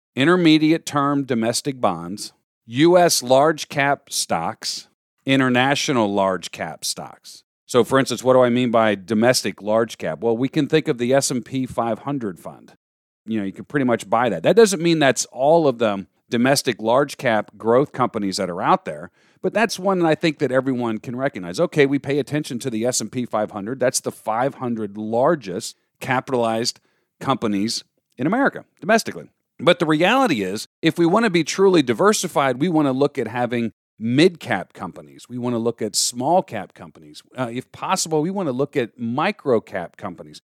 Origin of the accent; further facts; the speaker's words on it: Florida, United States; moved away as an adult; now in New York, United States; growing up in Florida